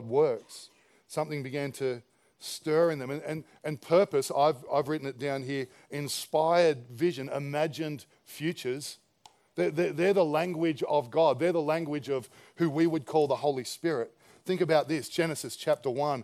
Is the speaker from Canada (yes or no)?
no; Campbelltown, New South Wales, Australia; I was a kid from Campbelltown who worked at Dairy Farmers.